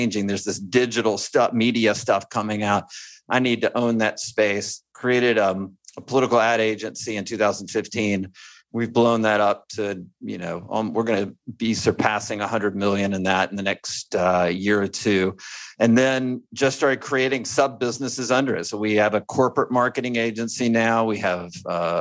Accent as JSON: {"language": "English", "region": "Alabama", "country": "United States", "said": "I'm from Alabama and I went to the University of Alabama"}